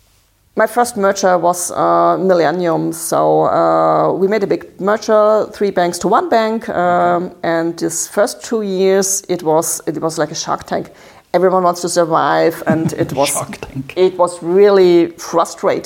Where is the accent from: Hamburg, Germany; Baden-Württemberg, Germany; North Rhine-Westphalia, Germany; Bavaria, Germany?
Baden-Württemberg, Germany; English is a second language; I'm from Baden. It's near the French border.